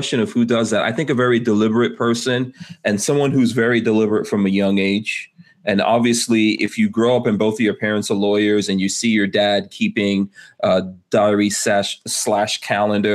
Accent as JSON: {"language": "English", "town": "New York City", "region": "New York", "country": "United States", "tie": "born or raised there", "said": "I grew up in Far Rockaway, New York in the 80s"}